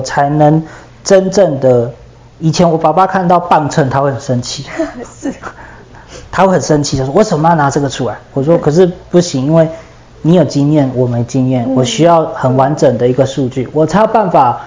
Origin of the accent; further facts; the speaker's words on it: Yilan County, Taiwan; 我来自于宜兰嘛